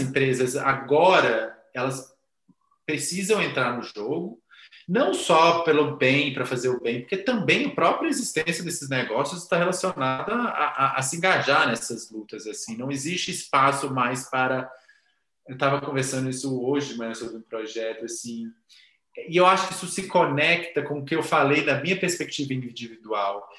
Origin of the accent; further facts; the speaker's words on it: Minas Gerais, Brazil; Eu sou muito mineiro